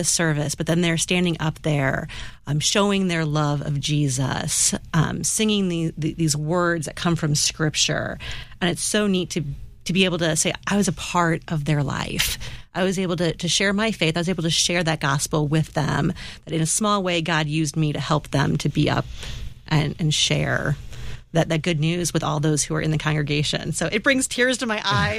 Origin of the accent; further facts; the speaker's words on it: St. Louis, Missouri, United States; we're from South County in St. Louis